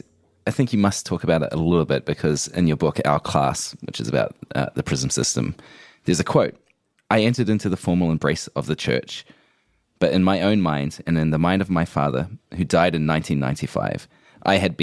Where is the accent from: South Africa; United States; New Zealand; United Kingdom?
New Zealand; I'm from New Zealand